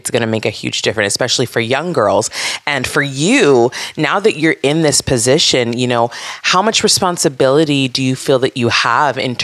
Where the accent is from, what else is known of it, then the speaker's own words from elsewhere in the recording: Santa Barbara, California, United States; I grew up in Santa Barbara, California.